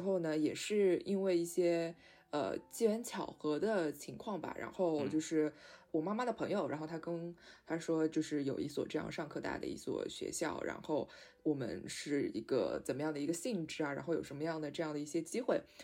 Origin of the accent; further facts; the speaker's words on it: Shanghai, China; 因为我是上海人嘛